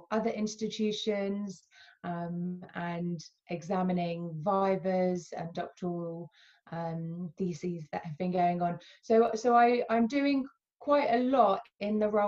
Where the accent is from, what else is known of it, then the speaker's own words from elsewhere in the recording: United Kingdom; also born or lived in Alabama, United States; I would identify as dual heritage. So I am British, Palestinian